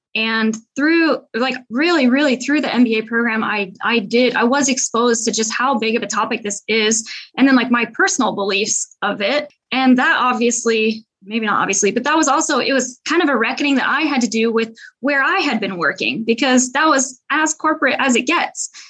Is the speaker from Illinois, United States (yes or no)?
no; Seattle, Washington, United States; moved away as an adult; now in Paris, France; I am an American, but I live in Paris, France. I'm originally from Seattle, Washington